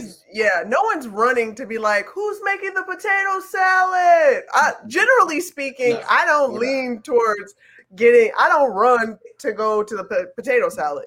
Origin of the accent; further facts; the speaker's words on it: Chicago, Illinois, United States; I'm from Chicago.